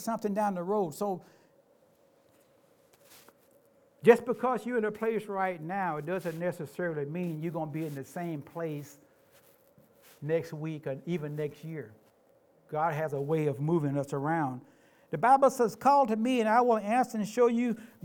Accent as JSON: {"language": "English", "town": "Memphis", "region": "Tennessee", "country": "United States", "tie": "born or raised there", "moved": "as an adult", "lives_now": "Tacoma, United States", "said": "I grew up in Memphis."}